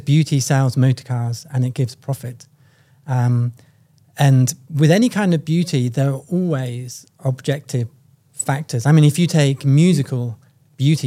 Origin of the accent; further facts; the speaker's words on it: United Kingdom; I'm from the United Kingdom.